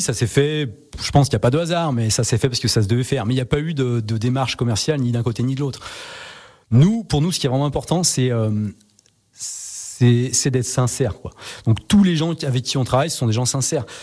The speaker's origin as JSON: {"language": "French", "area": "Savoy", "region": "Auvergne-Rhône-Alpes", "country": "France", "said": "on est savoyard"}